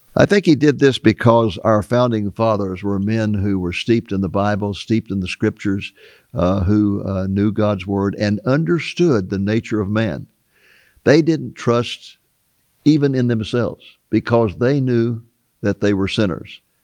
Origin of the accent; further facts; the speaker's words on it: United States; growing up in America